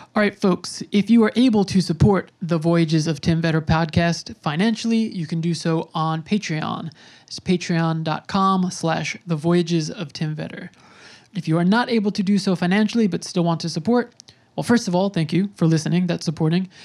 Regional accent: New York, United States; I'm from New York

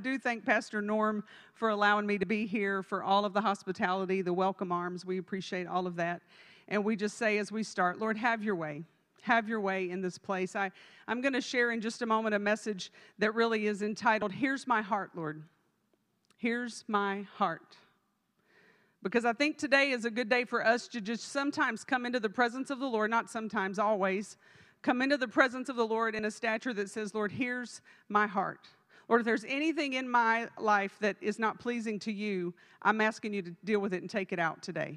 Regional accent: Texas, United States; I'm from Texas

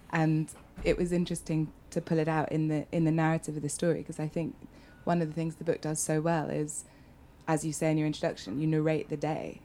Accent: United Kingdom; as a Brit

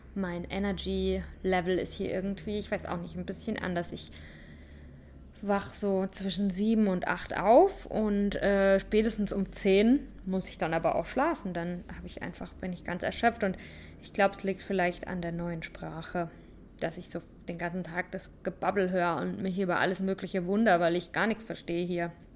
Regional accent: St. Leon-Rot, Baden-Württemberg, Germany; moved away as an adult; Ich komme aus St. Leon Roth

